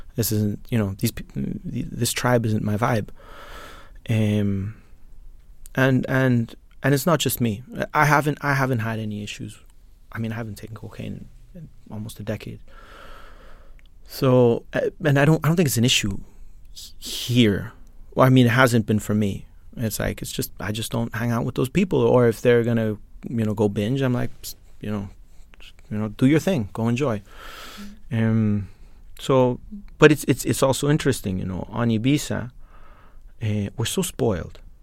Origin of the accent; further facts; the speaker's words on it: Colombia; now in Lithuania; I'm from Colombia.